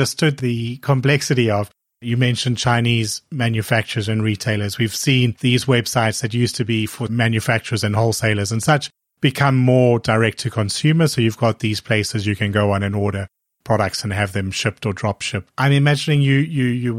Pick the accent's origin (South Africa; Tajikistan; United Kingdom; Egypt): South Africa; moved away; I'm originally from South Africa and I started my career with credit cards there.